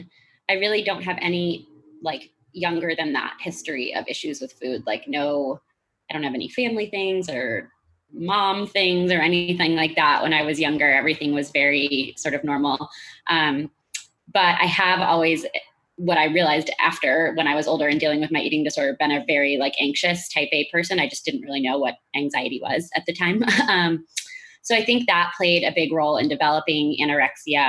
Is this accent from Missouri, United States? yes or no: yes; St. Louis, Missouri, United States; I am from St. Louis